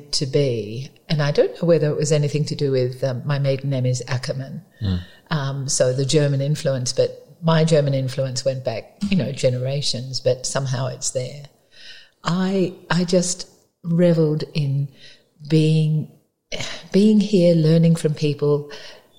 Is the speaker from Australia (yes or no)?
yes; Sydney, New South Wales, Australia; now in Barossa Valley, Australia; I grew up in Sydney, in the western suburbs of Sydney